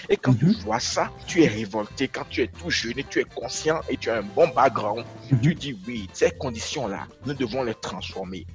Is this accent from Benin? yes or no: yes; Benin; Je suis béninois, citoyen du monde et africain